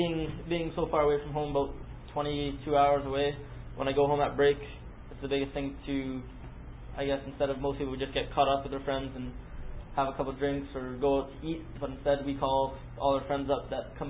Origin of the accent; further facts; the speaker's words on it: Canada; now in United States; so I'm Canadian, as most of you probably already know already